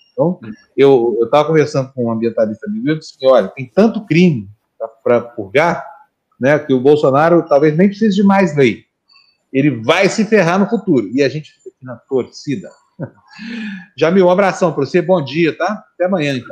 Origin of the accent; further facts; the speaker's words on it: Uberlândia, Minas Gerais, Brazil; now in São Paulo, Brazil; lá em Minas Gerais, lá em Berlândia, onde eu nasci, a gente ia tomar vitamina, era uma coisa todo mundo fazia